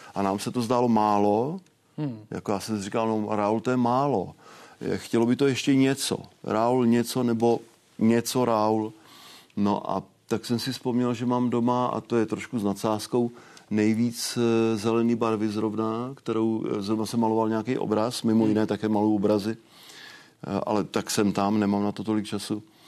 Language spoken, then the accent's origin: Czech; Okřížky, Vysočina Region, Czechia; Já jsem z Vysočiny. eh, od Třebíče, obec Okřížky